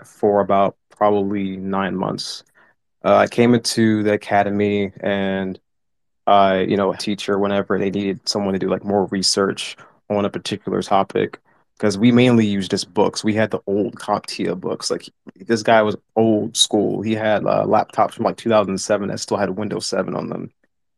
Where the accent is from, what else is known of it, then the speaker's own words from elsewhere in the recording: Washington, District of Columbia, United States; I came from Washington, D.C. I was born and raised there.